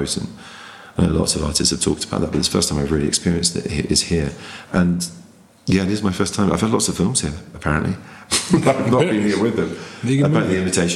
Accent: England, United Kingdom; being an English audience member in an American audience

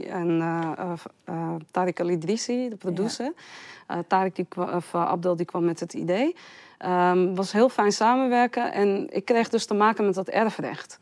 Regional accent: Amsterdam, North Holland, Netherlands; Ik ben geboren en getogen in Amsterdam

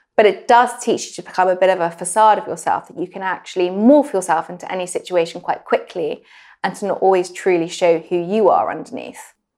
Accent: England, United Kingdom; moved away as an adult; also born or lived in New York; being really English and very British

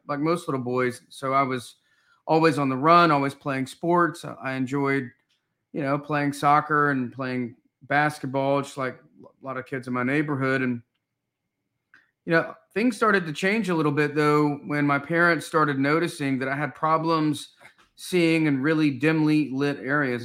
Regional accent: Knoxville, Tennessee, United States; I grew up in Knoxville, Tennessee

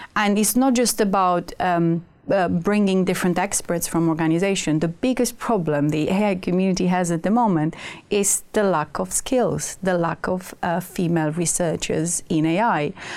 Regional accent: Romania; moved away; I come from Romania, and my mom is a math teacher

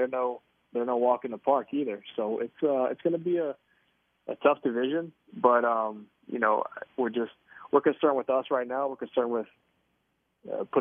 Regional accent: Tobacco Road, North Carolina, United States; moved away as an adult; now in Kansas City, United States; I grew up on Tobacco Road. I grew up an ACC fan

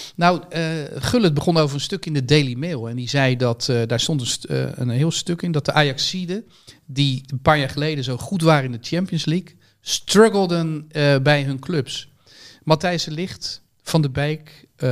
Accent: Netherlands; als Nederlander

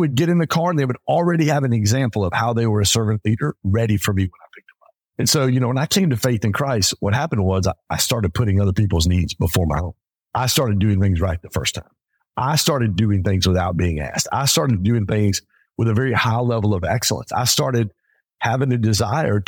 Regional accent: Pontiac, Michigan, United States; I grew up in Pontiac, Michigan. I grew up in a very blue collar hood area.

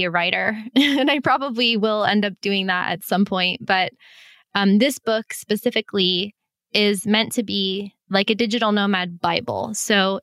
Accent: Florida, United States; moved away; I'm being from Florida

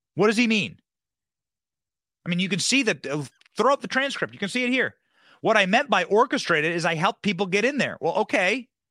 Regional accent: Cedar Rapids, Iowa, United States; moved away; my hometown in Cedar Rapids, Iowa

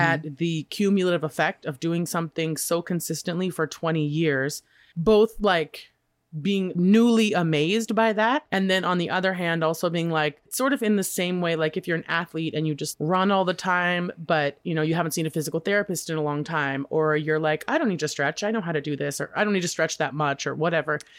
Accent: Boise, Idaho, United States; moved away; growing up in Boise

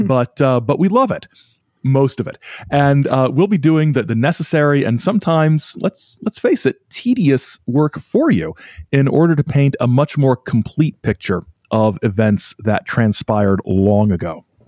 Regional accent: Indiana, United States; also born or lived in Illinois; now in Michigan, United States; I'm in Michigan, but I'm originally from Indiana, and I've lived in Illinois. for a few years

